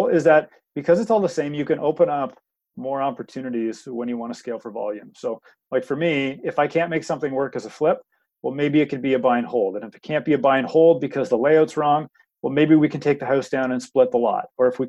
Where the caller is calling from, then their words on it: Oshawa, Ontario, Canada; I am in Oshawa today.